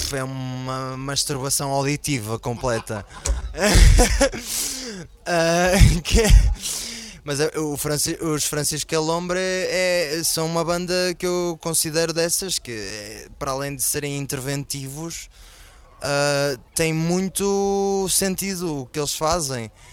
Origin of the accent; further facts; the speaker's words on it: Portugal; este ano foi a primeira vez que saí de Portugal